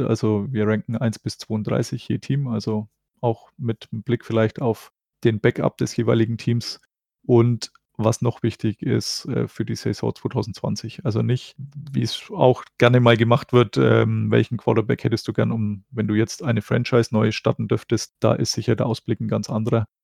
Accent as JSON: {"language": "German", "country": "Germany", "said": "als Deutscher"}